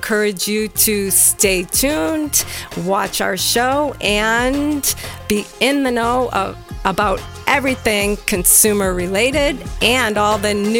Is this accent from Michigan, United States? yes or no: no; Cape Cod, Massachusetts, United States; accent: Massachusetts mixed with a lot of other things; moved away; I am originally from Cape Cod, Massachusetts.